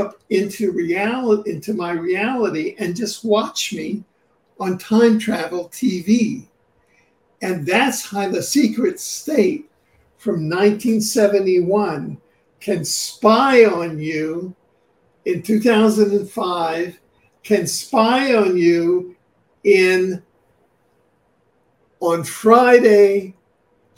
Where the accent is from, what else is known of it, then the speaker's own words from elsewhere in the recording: Cuba; also born or lived in New York City; now in Vancouver, Canada; because I was raised in Cuba and I had been in jail there under both Castro and Batista